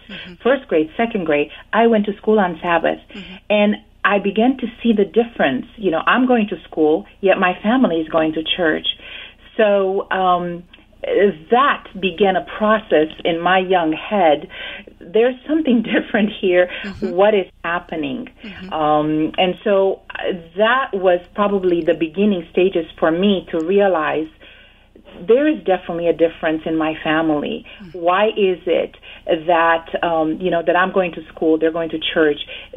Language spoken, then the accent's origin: English; Romania; moved away; I was born and raised actually in Romania